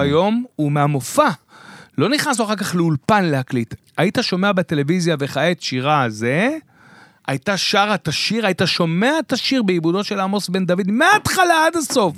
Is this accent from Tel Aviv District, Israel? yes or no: no; Beersheba, Southern District, Israel; אני מבאר שבע